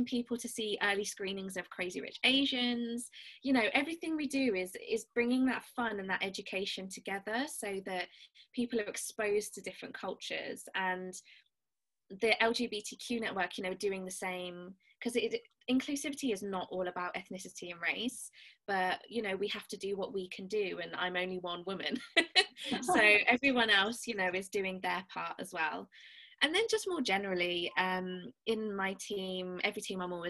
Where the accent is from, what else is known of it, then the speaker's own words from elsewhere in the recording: Birmingham, West Midlands, United Kingdom; I'm from Birmingham, so I say last instead of last